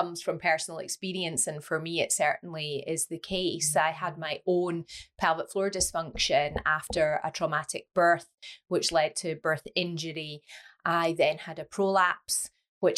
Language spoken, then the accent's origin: English; Scotland, United Kingdom; now in Leeds, United Kingdom; I am Scottish. And I live in the north of England in Leeds.